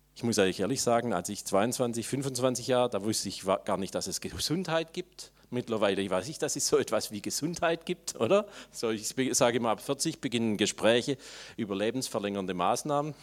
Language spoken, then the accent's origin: German; Swabia, Germany; jetzt muss ich das als Schwabe sagen